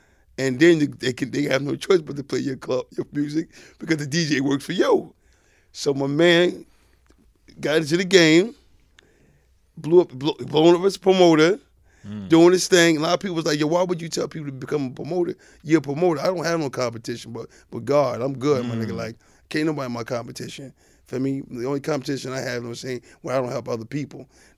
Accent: Staten Island, New York, United States; When I came home, for me, you know, and I was just from Staten Island.

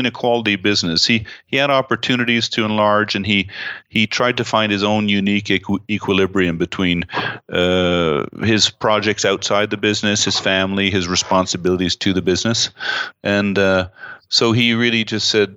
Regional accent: Canada; I'm proud of being Canadian

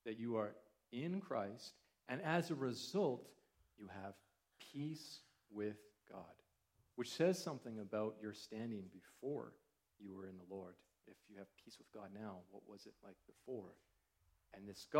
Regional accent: Canada; growing up as a Canadian

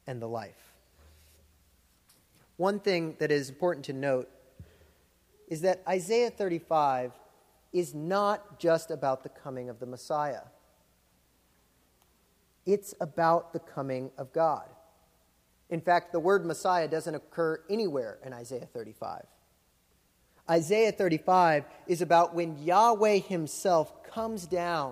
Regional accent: Florida, United States; moved away; I grew up in Florida, which is like the theme park

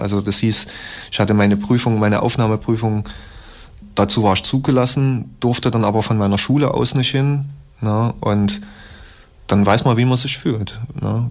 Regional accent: Leipzig, Saxony, Germany; Ich komme aus Leipzig, bin fast 36 Jahre alt

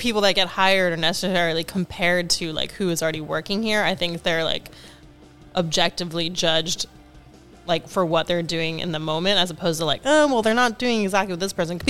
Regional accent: the Valley, Southern California, United States; moved away as an adult; now in New York, United States; I grew up in the Valley, primarily.

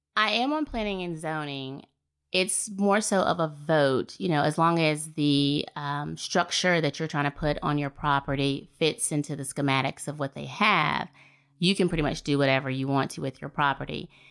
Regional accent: Fairhope, Alabama, United States; moved away as an adult; I'm born and raised here in Fairhope, Alabama

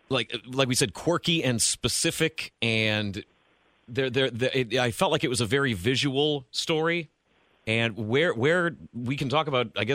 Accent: Northeast Ohio, United States; I grew up in Northeast Ohio. There's a lot of Hungarians and the Polish community up there is huge.

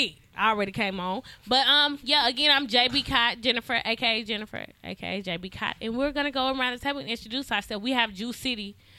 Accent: Madison, Mississippi, United States; I am from the Madison, Mississippi.

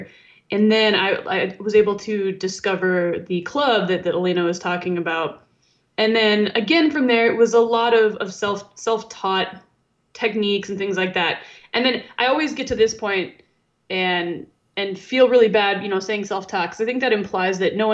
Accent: Arizona, United States; my home state

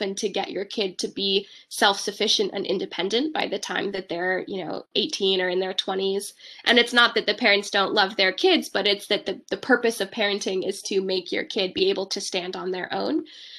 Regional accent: Bay Area, California, United States; I was born and raised in the Bay Area, California, and I studied here throughout my education and then went to college on the East Coast.

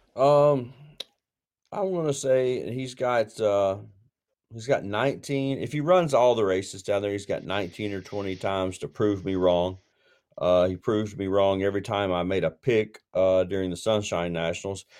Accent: Tennessee, United States; for a Tennessee guy

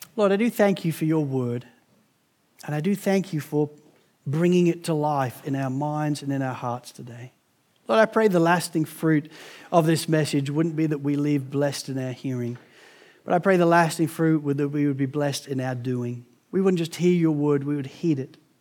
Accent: England, United Kingdom; also born or lived in United States; being English

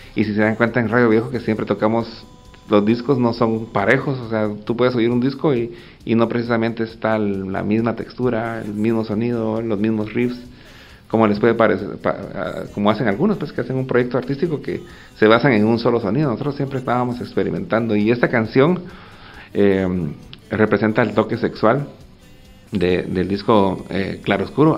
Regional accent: Guatemala; una sociedad como la guatemalteca que no solo estaba en guerra, sino que pues, también a veces creo que padecemos de cierto pesimismo

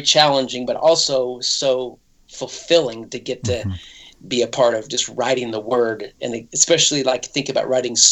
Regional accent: Idaho, United States; moved away; also born or lived in Nashville, Tennessee / Franklin, Tennessee; I lived in Nashville for 20 years. But originally I was born in Idaho, and that's where I'm back here now, close to family

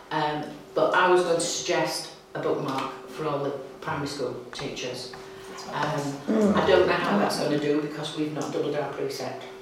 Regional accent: Ireland; I am an Irishman.

